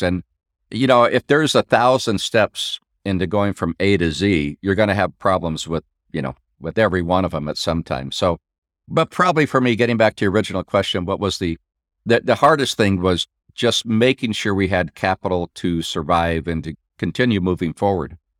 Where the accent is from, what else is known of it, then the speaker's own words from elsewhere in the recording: Midwest, United States; I'm from the Midwest